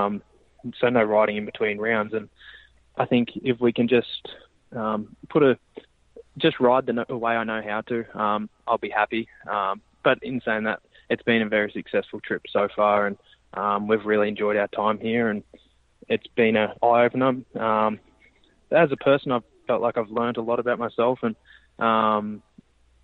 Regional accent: Australia; moved away; We're sitting around a barbecue trying to get in the aircon or sit in the pool at Christmas time in Australia

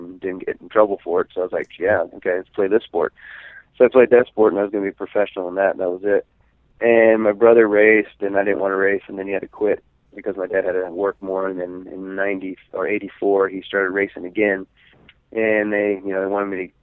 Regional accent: Escondido, California, United States; born and raised in Escondido

